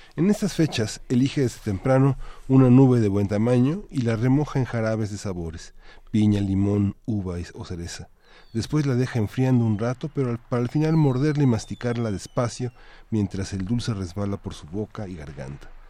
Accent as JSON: {"language": "Spanish", "country": "Mexico", "said": "como mexicanos"}